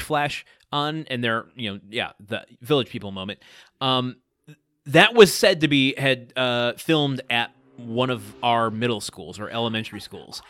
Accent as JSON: {"language": "English", "region": "Michigan", "country": "United States", "tie": "born or raised there", "moved": "yes", "said": "I come from a small town."}